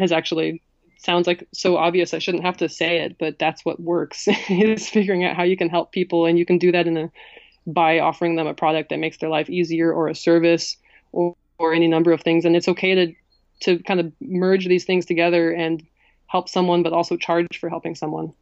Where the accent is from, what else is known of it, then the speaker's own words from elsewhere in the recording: New Mexico, United States; moved away; I'm from New Mexico